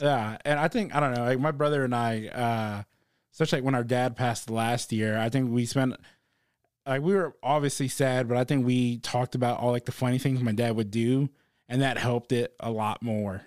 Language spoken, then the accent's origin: English; Texas, United States; I'm from Texas